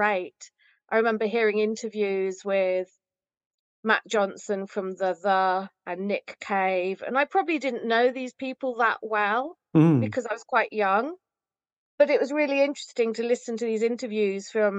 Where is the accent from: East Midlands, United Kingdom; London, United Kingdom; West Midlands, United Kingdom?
West Midlands, United Kingdom; Rugby; So I went to Rugby Library, where I grew up in Rugby